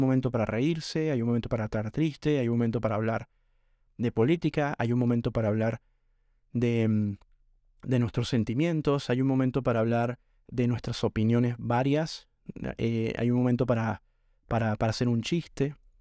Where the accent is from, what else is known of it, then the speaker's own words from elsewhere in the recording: Venezuela; moved away as an adult; now in Argentina; realmente valoro muchísimo eh, haber nacido en Venezuela. Venezuela me dio todo lo que soy